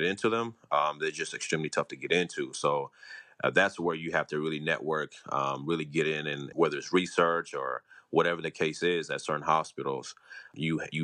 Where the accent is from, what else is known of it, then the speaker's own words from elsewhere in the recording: Houston, Texas, United States; me and my siblings were born and raised here in Houston, Texas